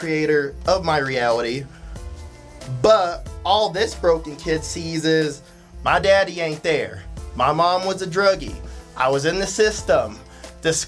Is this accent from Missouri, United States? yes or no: yes; Missouri suburbs, United States; that's where I was born, but I grew up in the suburbs